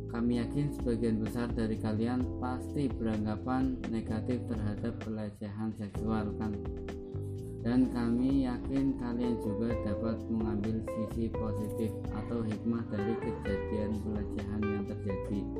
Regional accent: Brebes, Central Java, Indonesia; born there; now in Tegal, Indonesia; lahir di Brebes tanggal 7 Desember 1999 atau berumur 20 tahun akan tetapi sekarang saya tinggal di Yomani, Kecamatan Lebakyu, Kabupaten Tegal.

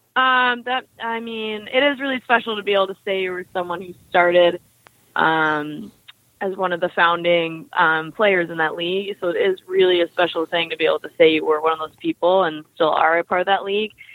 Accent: Sutton, Ontario, Canada; I grew up um, north of Toronto in a small town called Sutton.

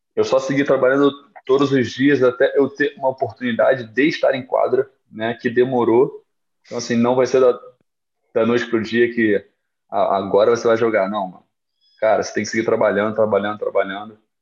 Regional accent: Rio de Janeiro, Brazil; moved away as an adult; also born or lived in Guarulhos; eu nunca saí do Rio

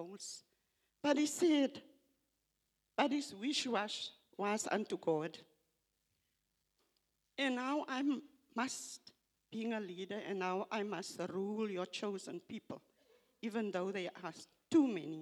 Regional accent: South Africa; first language Afrikaans; English is a second language; it's not my first language, English. I'm Afrikaans

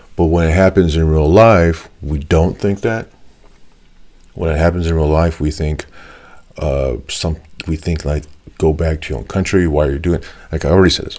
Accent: United States; I'm Mexican American

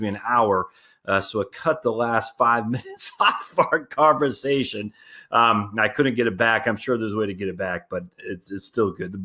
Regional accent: Northern New England, United States; I'm from Northern New England

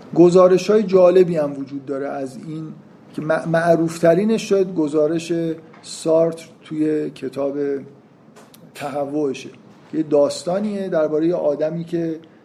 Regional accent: Iran; ما تو ایران فکر کنم قید بعدیمون اینه که ایرانی هستیم

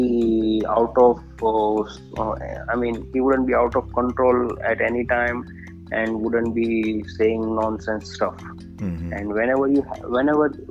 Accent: India; as an Indian, I always say I'm a proud Indian

